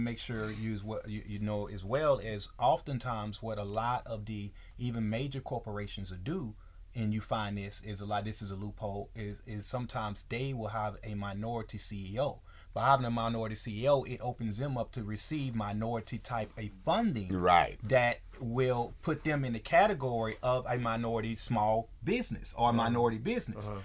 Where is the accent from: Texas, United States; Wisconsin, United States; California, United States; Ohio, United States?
Texas, United States; moved away; in Texas, growing up in Texas, uh, as as as a, a, young man in Texas